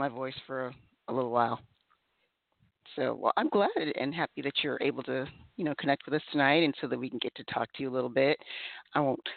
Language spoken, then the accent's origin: English; the South, United States; also born or lived in Texas / Louisiana; now in Georgia, United States; I'm here in Georgia, and I grew up in Texas and Louisiana.